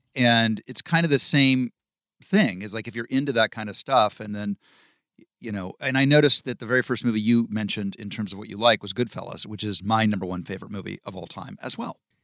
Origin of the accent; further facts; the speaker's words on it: Malibu, California, United States; also born or lived in Ohio; that's what growing up in Malibu was like in the, in the late seventies and into the end of the eighties